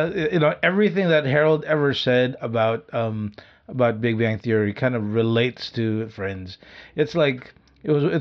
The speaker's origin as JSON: {"language": "English", "country": "Philippines", "said": "we're Filipino"}